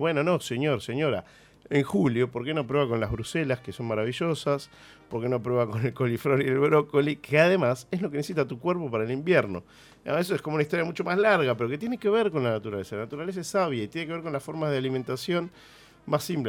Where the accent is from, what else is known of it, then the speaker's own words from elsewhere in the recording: Argentina; nuestra identidad como argentinos